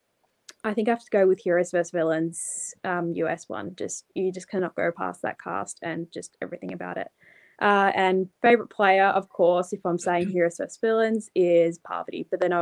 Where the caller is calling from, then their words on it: Melbourne, Victoria, Australia; I'm phoning in from Melbourne, Australia